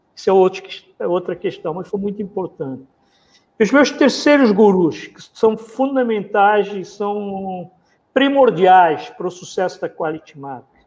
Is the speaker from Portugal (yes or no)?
no; Mozambique; now in Rio de Janeiro, Brazil; eu nasci em Moçambique, Sul da África, um país pequeno, ex-colônia portuguesa, vivi dentro, cresci de, dentro do colonialismo português